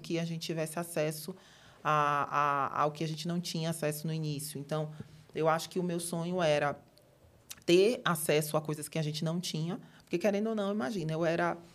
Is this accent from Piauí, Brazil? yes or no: no; Salvador, Bahia, Brazil; moved away as an adult; now in São Paulo, Brazil; eu moro em São Paulo há mais ou menos sete anos, mas eu sou de Salvador, sou da Bahia, sou do Nordeste com muito orgulho.